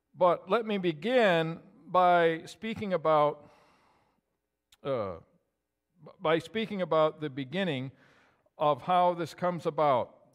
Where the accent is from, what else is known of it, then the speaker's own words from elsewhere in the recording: Dexter, New York, United States; also born or lived in Gouverneur, New York / Sackets Harbor, New York; I was born and I was raised in Dexter, New York, about, oh, ninety miles from here